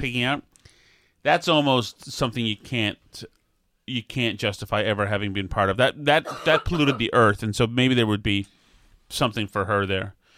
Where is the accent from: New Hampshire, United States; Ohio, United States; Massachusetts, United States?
Massachusetts, United States; Boston; accent: Boston; my Boston accent